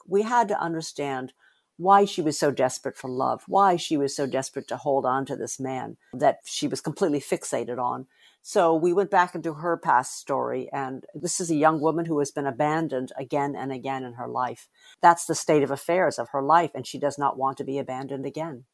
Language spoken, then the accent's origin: English; United States; I'm Asian American